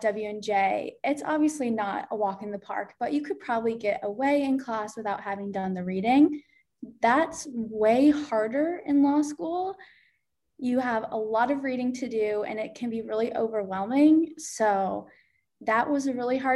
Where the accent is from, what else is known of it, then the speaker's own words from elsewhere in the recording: Jamestown, New York, United States; also born or lived in Buffalo, New York; I'm from Jamestown and I go to UB, the University of Buffalo